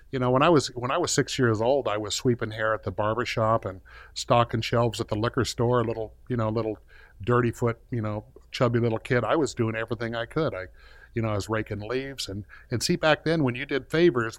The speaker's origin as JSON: {"language": "English", "town": "Compton", "region": "California", "country": "United States", "tie": "born or raised there", "said": "I was born in Compton, California, and life was good in Southern California"}